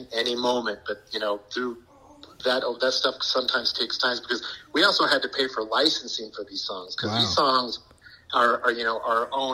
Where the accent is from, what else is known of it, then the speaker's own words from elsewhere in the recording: Bakersfield, California, United States; we are from Bakersfield